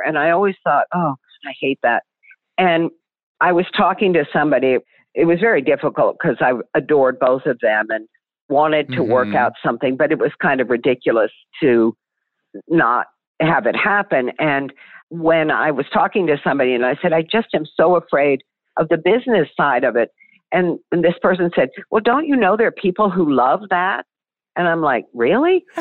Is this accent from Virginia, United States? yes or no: yes; Virginia, United States; moved away; growing up in the South, growing up in Virginia, where people were very, very hospitable